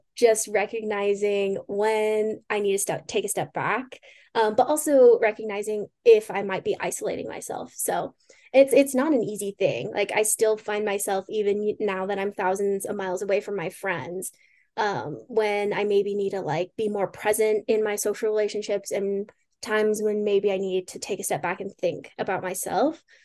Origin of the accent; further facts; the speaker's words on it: Pueblo, Colorado, United States; moved away as an adult; also born or lived in Spokane, Washington; I am originally from Pueblo, Colorado, born and raised. It's, grew up there my whole life.